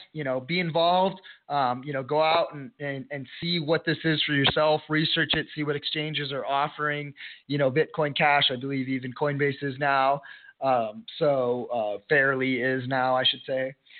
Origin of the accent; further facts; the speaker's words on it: El Paso, Texas, United States; El Paso, Texas, my hometown